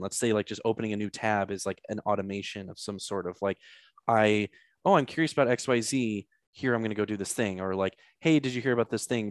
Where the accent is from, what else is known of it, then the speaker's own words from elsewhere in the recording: St. Louis, Missouri, United States; I'm from Saint Louis, so a lot of Catholic school involved there